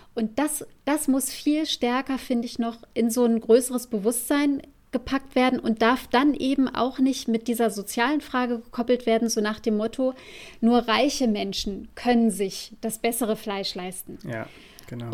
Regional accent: Germany; bei uns in Deutschland

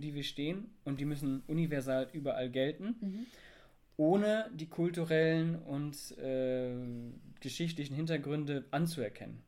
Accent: Germany; ich bin deutsch.

